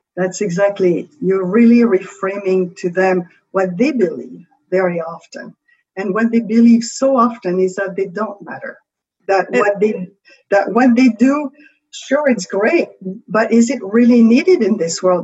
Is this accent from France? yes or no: yes; France; accent: French; English is a second language; With my French accent